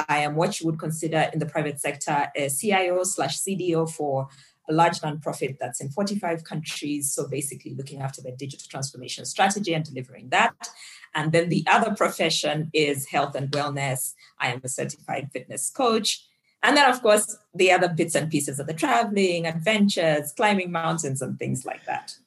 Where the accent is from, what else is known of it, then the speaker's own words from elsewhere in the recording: Zambia; now in Nairobi, Kenya; I'm from Zambia originally